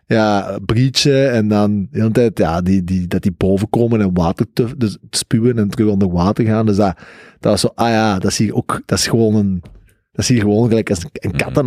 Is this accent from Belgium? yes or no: yes; Flanders, Belgium; als Vlaming